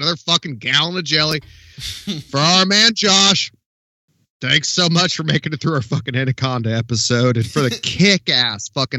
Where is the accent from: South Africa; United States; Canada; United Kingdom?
Canada; yeah, exactly. Especially being Canadian